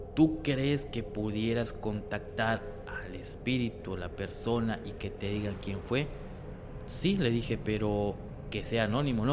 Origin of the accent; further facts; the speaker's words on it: Mexico; como buenos mexicanos que somos